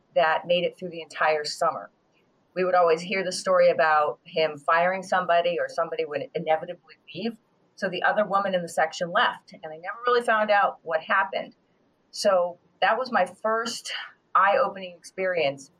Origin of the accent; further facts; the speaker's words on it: Worcester, Massachusetts, United States; I hail from Worcester or Worcester, Massachusetts